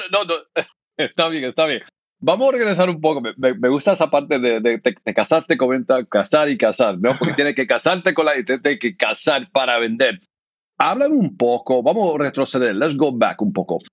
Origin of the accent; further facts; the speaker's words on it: United States; also born or lived in Argentina; yo soy de aquí, de los Estados Unidos, mi familia es de Puerto Rico